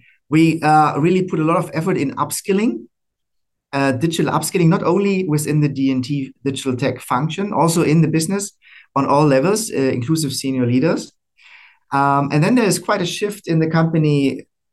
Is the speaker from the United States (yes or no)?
no; Germany; moved away as an adult; also born or lived in Americas / Asia Pacific; now in Singapore; I'm originally from Germany